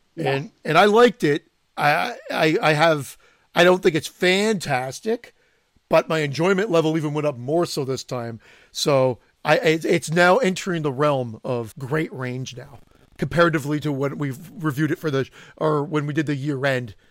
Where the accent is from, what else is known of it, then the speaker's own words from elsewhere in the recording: Canada; I'm Canadian. I'm not French Canadian